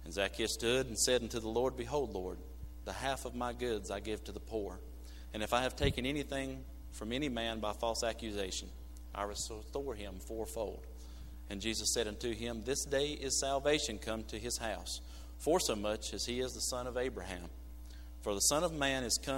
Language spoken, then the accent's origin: English; United States; I'm from Burke County